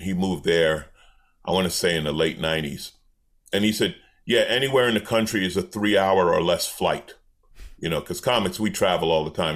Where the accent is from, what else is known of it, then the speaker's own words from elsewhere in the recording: New York, United States; moved away; I grew up in New York